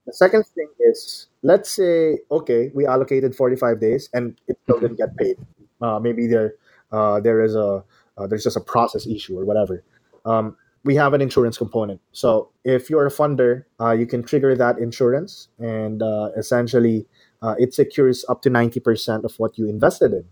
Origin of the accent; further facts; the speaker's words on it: Manila, Metro Manila, Philippines; I'm from the Philippines. Uh, I grew up in Manila.